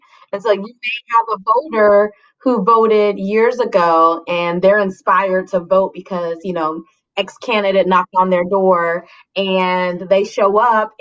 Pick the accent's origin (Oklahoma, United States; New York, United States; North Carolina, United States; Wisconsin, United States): Oklahoma, United States; Lawton; moved away; I was registered in Lawton